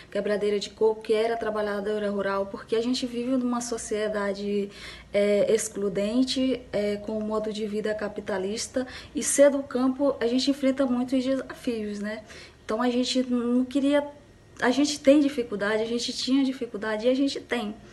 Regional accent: Maranhão, Brazil; also born or lived in Lago dos Rodrigues, Maranhão; sou do estado do Maranhão, tenho 32 anos, moro na cidade de Lago dos Rodrigues, é, região do Médio Mearim

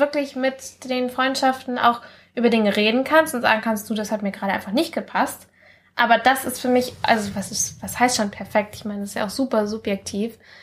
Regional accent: Mallorca, Balearic Islands, Spain; now in Germany; als ich von Mallorca nach, äh, also von Mallorca weggezogen bin, wo ich aufgewachsen bin, nach Deutschland

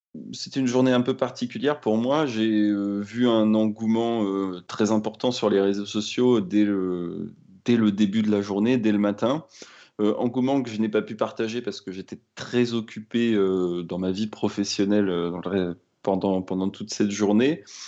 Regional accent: Rennes, Brittany, France; Je suis d'ailleurs, euh, Rennais d'origine, hein. Je suis né à Rennes.

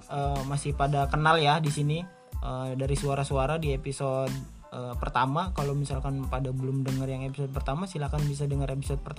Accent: Pandeglang, Banten, Indonesia; born there; saya lahir di Pandeglang.

